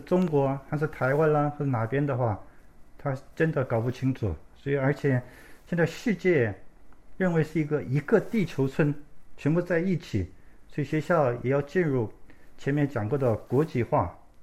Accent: South Korea; 我是在韩国出生的，我的父母亲是从中国山东过来的

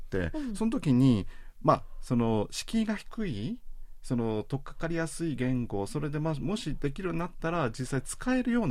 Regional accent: Matsuyama, Ehime, Japan; moved away; also born or lived in Tokyo; 私あの愛媛県松山市の出身なんですけれども

